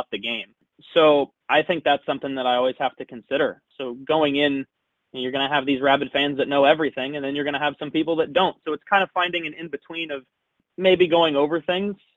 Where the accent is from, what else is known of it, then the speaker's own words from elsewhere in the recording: Los Angeles, California, United States; also born or lived in Arizona; I'm from LA. I'm from the San Fernando Valley. I went to high school out here at El Camino.